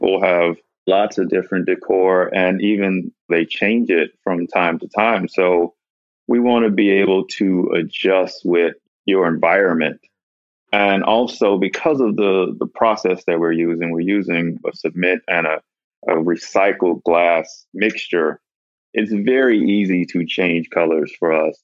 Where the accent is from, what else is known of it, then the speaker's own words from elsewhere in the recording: Mississippi, United States; moved away; me growing up in Mississippi